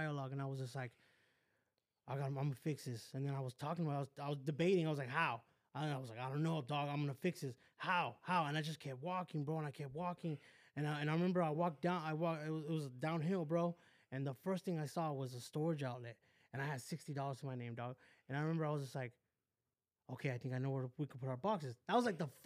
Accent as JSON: {"language": "English", "town": "West Covina", "region": "California", "country": "United States", "tie": "born or raised there", "also_born_or_lived": "Downey", "said": "I grew up in West Covina."}